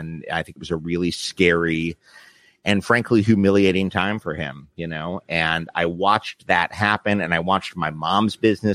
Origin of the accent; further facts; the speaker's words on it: New York City, New York, United States; I grew up in Midtown, west side of Manhattan, which is the theater district.